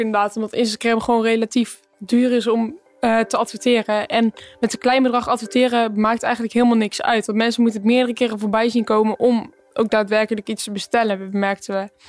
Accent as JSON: {"language": "Dutch", "town": "Empel", "region": "North Brabant", "country": "Netherlands", "said": "we komen ook uit Empel"}